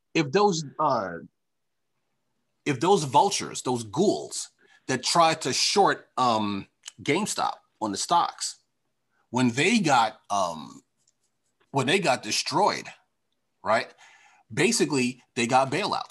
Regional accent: Long Island, New York, United States; moved away; I'm from Long Island

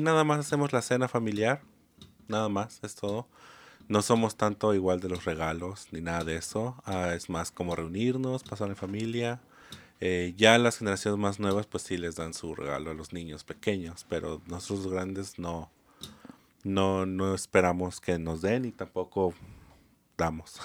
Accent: Mexico City, Mexico; moved away; yo soy del Estado de México, ah, de la Ciudad de México

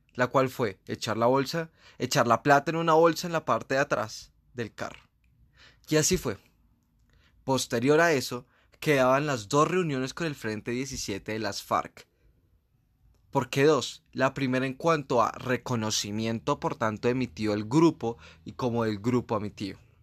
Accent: Colombia; como colombianos hemos vivido

